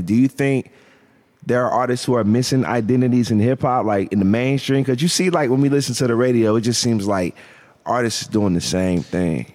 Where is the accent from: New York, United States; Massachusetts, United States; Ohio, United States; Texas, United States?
Ohio, United States; Canton; I'm from Canton